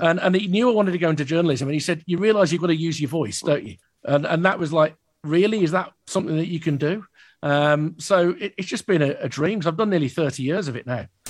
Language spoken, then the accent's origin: English; Birmingham, West Midlands, United Kingdom; growing up in Birmingham, in South Birmingham, like I did